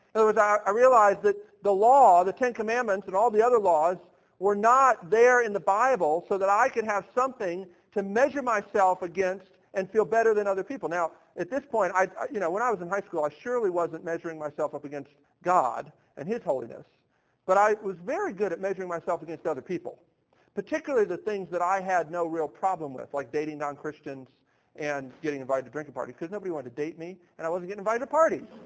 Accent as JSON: {"language": "English", "town": "Baltimore", "region": "Maryland", "country": "United States", "tie": "born or raised there", "moved": "yes", "lives_now": "Nashville, United States", "said": "I grew up in Baltimore, Maryland"}